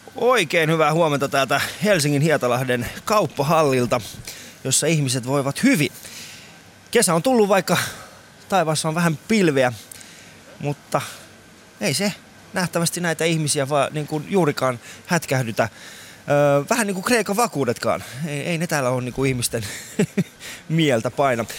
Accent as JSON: {"language": "Finnish", "country": "Iran", "moved": "yes", "lives_now": "Finland", "said": "mä oon ite Iranista oikeesti."}